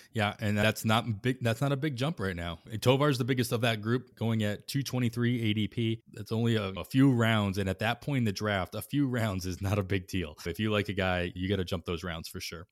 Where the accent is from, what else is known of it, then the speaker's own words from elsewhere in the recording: Western Massachusetts, United States; moved away as an adult; also born or lived in Boston / Oakland, California / Dunedin, Florida; now in Indianapolis, United States; I grew up in Western Mass